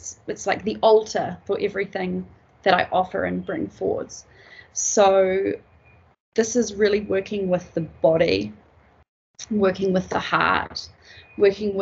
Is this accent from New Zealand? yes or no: yes; New Zealand; also born or lived in Peruvian Amazon; I come from Aotearoa, New Zealand.